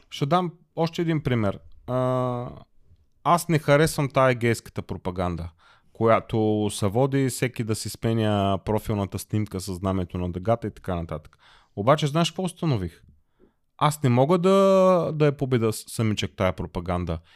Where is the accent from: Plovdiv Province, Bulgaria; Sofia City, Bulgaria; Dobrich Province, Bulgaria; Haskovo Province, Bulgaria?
Plovdiv Province, Bulgaria; Plovdiv; moved away as an adult; now in Germany; аз съм българин, роден съм в България, роден съм в Пловдив, до 30 години съм живял в България